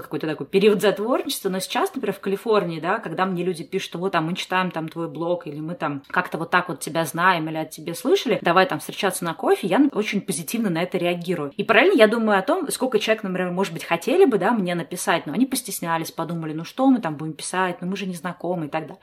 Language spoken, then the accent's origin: Russian; Saint Petersburg, Russia; moved away; also born or lived in Moscow; я-то сама не из Москвы, я из Питера